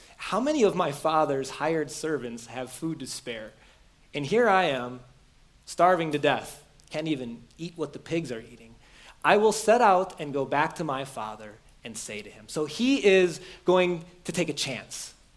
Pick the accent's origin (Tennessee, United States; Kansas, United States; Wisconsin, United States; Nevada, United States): Wisconsin, United States; Beaver Dam; moved away; the house I grew up in in Beaver Dam where my parent, Wisconsin, where my parents don't live anymore